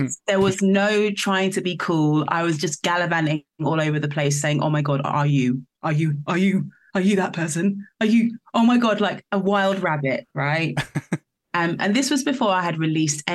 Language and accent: English; Northampton, East Midlands, United Kingdom; I'm not from London. I'm from a small town was raised in the countryside in a village outside Northampton